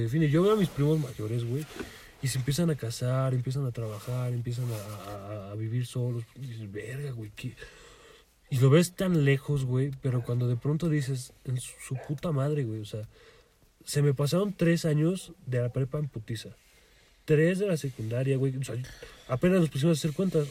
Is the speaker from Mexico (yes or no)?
yes; Mexico; soy legal aquí en México